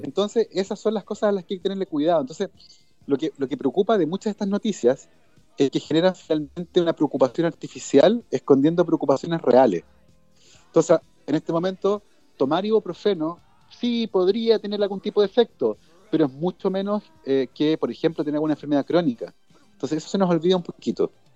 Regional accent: Chile

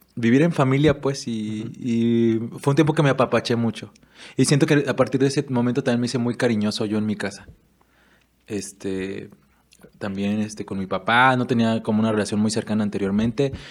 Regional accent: Erongarícuaro, Michoacán, Mexico; also born or lived in Guadalajara, Jalisco; yo de verdad me siento afortunado de haber nacido y crecido aquí en Eronga

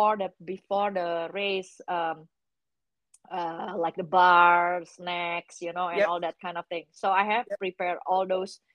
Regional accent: Indonesia; moved away; I came from Indonesia

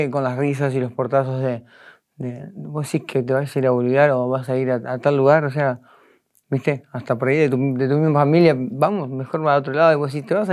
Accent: Concepción del Uruguay, Entre Ríos, Argentina; yo soy de Concepción del Uruguay, Entre Ríos. Es una, una, ciudad bastante histórica, eh, donde vivió el presidente Urquiza en su momento. Hay muchas fachadas antiguas, hay Ahí está la casa Urquiza. O sea, es una ciudad muy bonita.

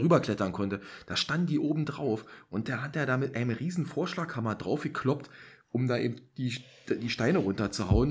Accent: East Germany, Germany; born or raised there

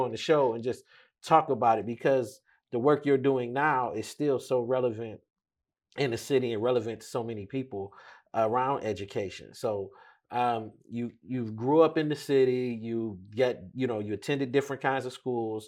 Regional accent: Detroit, Michigan, United States; we've known and grew up in the same neighborhood.

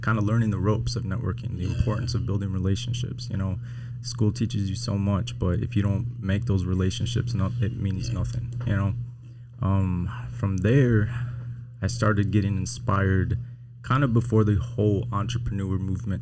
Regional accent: Detroit, Michigan, United States; I was born and raised in Southwest Detroit.

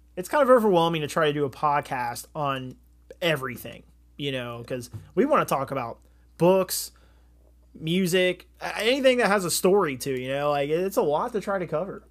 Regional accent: Southern Ohio, United States; We're from Southern Ohio

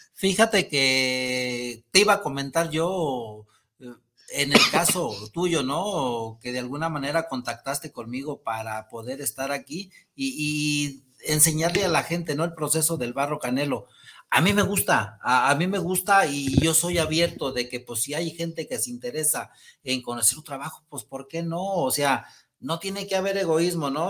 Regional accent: El Rosario, Jalisco, Mexico; la gente de mi pueblo, el Rosario

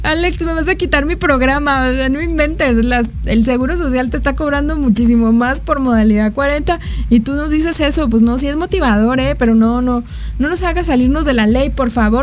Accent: Mexico; como mexicanos

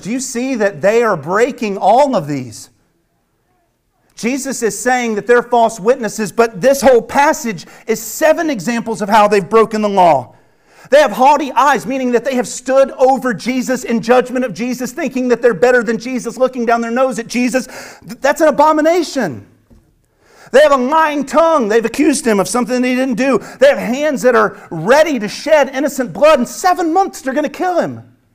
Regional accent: the South, United States; as I grew up speaking in the South

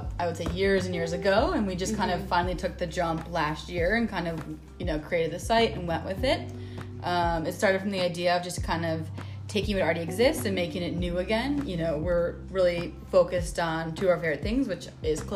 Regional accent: Minnesota, United States; we grew up in Minnesota

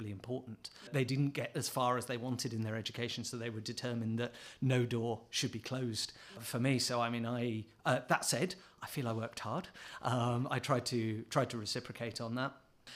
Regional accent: United Kingdom; now in Singapore; As a Brit

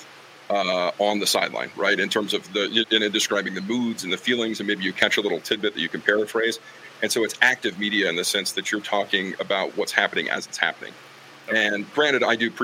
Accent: Green River, Wyoming, United States; also born or lived in West Virginia; growing up in Green River, like, it's a small school for the classification that we played

